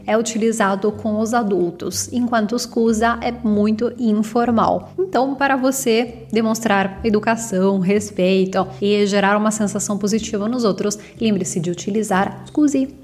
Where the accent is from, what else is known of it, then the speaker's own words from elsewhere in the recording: Italy; Portuguese is a second language; moved away as an adult; also born or lived in Campinas, São Paulo, Brazil; eu sou italiana